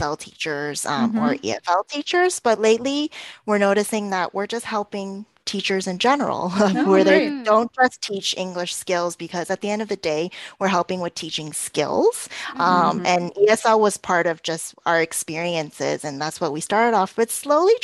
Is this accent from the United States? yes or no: no; Toronto, Ontario, Canada; also born or lived in South Korea; May and I met in Korea, even though we're both from Toronto.